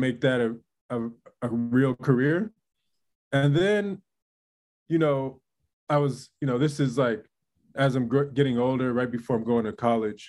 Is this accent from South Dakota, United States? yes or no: no; San Francisco, California, United States; now in Brooklyn, United States; community that I was raised in. It was early 80s in the heart of San Francisco, was called the Mission District